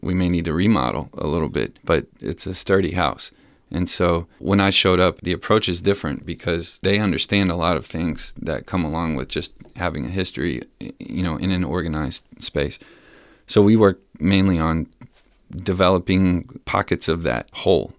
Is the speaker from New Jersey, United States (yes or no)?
no; San Antonio, Texas, United States; born and raised in San Antonio